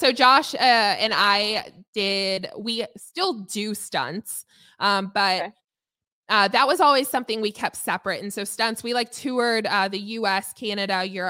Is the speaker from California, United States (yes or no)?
yes; Los Angeles, California, United States; Los Angeles, which is my hometown